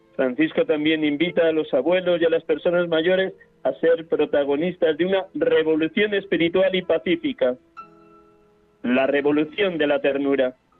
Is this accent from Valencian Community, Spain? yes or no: no; Riaza, Castile and León, Spain; now in Madrid, Spain; Hoy les hablo desde Riaza, Segovia, mi pueblo natal